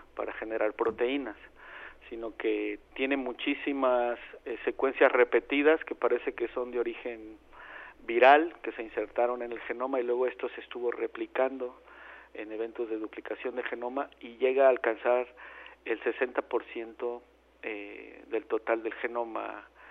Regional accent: Mexico

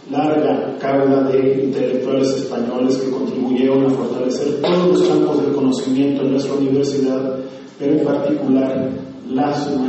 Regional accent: Mexico; Hay dos Méxicos, el, que crece y el México pobre. Entonces ya no podemos como mexicanos permitir esta cosa

